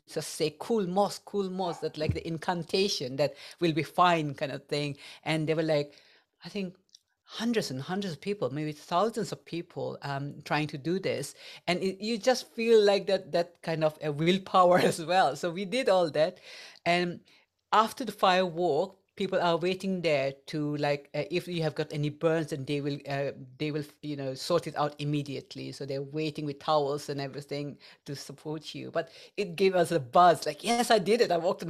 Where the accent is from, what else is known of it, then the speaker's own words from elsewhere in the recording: India; English is a second language; now in England, United Kingdom; And when I came to England from India, because that's where I'm originally from, I had I had some challenges because I could not understand people's accent